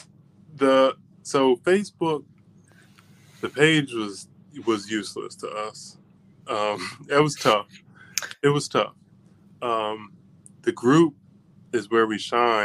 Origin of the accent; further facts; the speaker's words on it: just outside Philly, Pennsylvania, United States; moved away as an adult; now in Howard County, United States; I grew up just outside Philly, but it was a blue collar town and worked at oil refineries that closed like 20 years ago